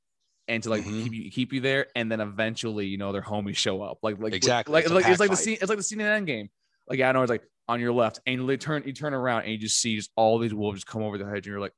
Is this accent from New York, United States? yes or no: no; Florida, United States; I'm from Florida. I'm from Florida.